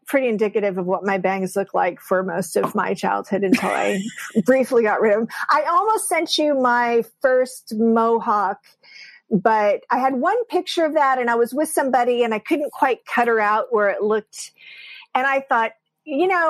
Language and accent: English; San Diego, California, United States; Born and raised in San Diego